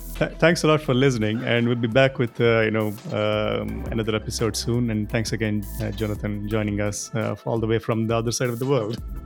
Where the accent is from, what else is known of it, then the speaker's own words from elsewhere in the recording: India; I'm, I'm from India